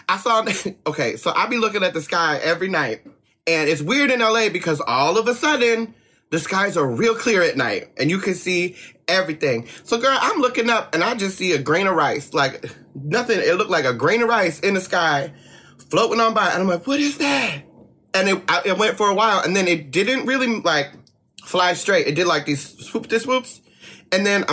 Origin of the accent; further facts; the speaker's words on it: New Jersey, United States; now in West Coast, United States; I'm from Jersey